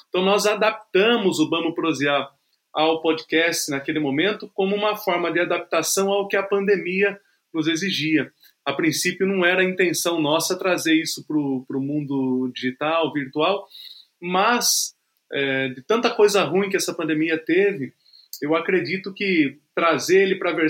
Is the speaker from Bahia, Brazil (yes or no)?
no; Porto Feliz, São Paulo, Brazil; Porque eu sou de Porto Feliz. Porto Feliz é uma cidade próxima a Sorocaba, próxima a São Paulo, fica a 120 quilômetros de São Paulo, mas é uma cidadezinha do interior